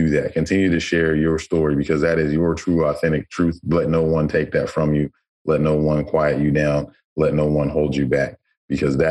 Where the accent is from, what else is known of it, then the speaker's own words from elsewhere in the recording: Madera, California, United States; I'm from Madera